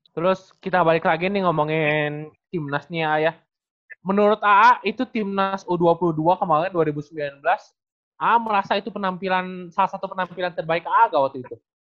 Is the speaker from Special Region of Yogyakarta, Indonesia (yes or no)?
no; Bandung, West Java, Indonesia; sebagai si perwakilan orang Bandung